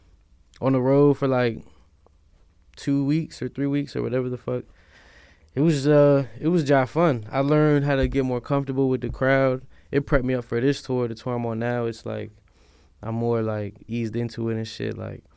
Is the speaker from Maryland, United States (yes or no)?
yes; Silver Spring, Maryland, United States; I'm from Silver Spring.